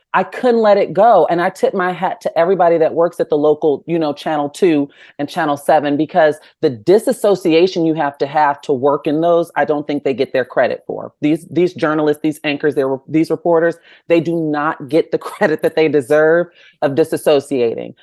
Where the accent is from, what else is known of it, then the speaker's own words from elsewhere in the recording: Chicagoland area, Illinois, United States; from the Chicagoland area